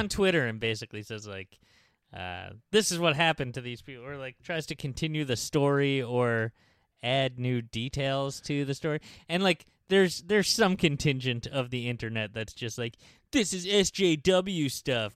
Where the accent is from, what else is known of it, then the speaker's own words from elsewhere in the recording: New York, United States; "New York."